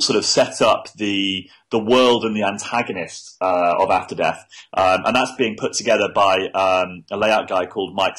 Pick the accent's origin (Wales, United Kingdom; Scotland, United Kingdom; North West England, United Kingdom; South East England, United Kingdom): North West England, United Kingdom; Manchester; moved away; I grew up in Manchester